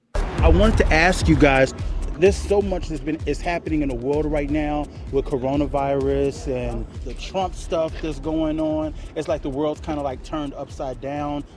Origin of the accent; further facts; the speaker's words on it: Houston, Texas, United States; growing up playing football in Texas. I'm from Texas, from Houston